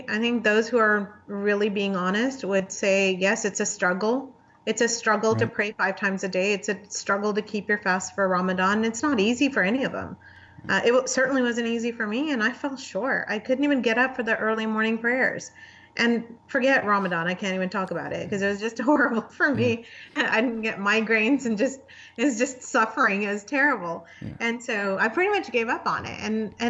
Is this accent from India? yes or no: no; Pakistan; also born or lived in Saudi Arabia / United Arab Emirates; now in United States; I was born in the Middle East. Yeah. And I lived in Saudi Arabia and I lived in United Arab Emirates. But my background is I'm from Pakistan.